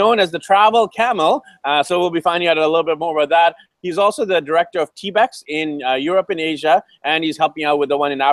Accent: Vancouver, British Columbia, Canada; moved away as an adult; my hometown of Vancouver, BC, Canada

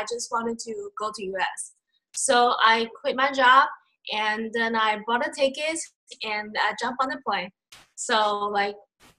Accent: China; English is a second language; moved away as an adult; also born or lived in Malaysia; now in New York City, United States; I born and raised in China. So I went to Malaysia to study university, and then I stayed there about 6 years, and then I went back to China.

